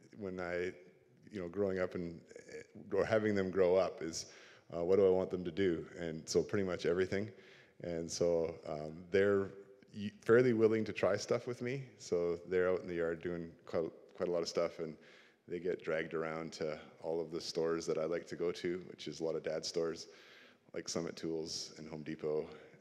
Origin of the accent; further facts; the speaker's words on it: Port Coquitlam, British Columbia, Canada; I grew up in Port Coquitlam, and even though I grew up there, I can't say the name without stumbling, so I call it Poco all the time. I still live in Poco